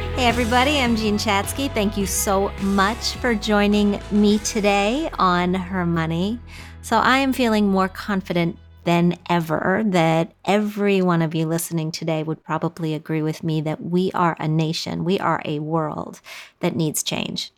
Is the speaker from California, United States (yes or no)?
no; Wisconsin, United States; I grew up in Wisconsin, and we spent a lot of time on lakes